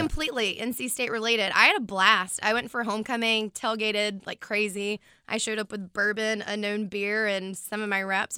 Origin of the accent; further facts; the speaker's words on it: United States; I'm from Washington